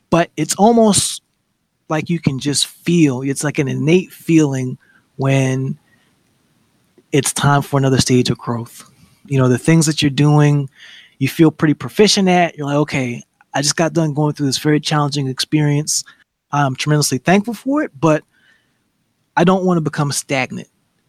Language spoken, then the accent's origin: English; Huntsville, Alabama, United States; You know, I'm originally from Huntsville, Alabama. Coming from the South, everything is slow motion.